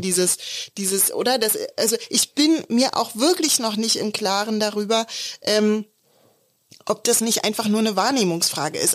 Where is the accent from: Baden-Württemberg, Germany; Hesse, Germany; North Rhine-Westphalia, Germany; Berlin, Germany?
Berlin, Germany; Also wir kommen beide aus Prenzlauer Berg